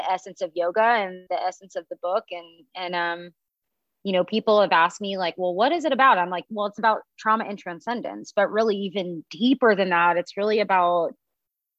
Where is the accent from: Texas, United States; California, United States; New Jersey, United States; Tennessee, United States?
California, United States; Pacifica; I'm from Pacifica in Half Moon